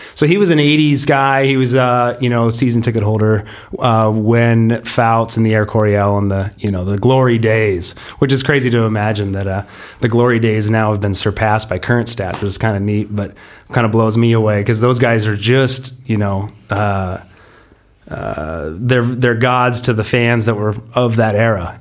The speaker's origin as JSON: {"language": "English", "town": "San Diego", "region": "California", "country": "United States", "tie": "born or raised there", "said": "we're from Pacific Beach. We grew up, uh, like you said, together, uh, on the, you know, beaches, uh, right under Crystal Pier"}